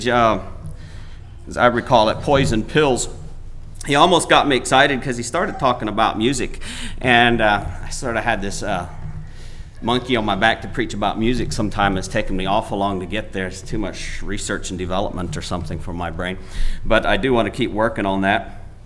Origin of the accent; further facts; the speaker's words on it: Paraguay; moved away; I was born in Paraguay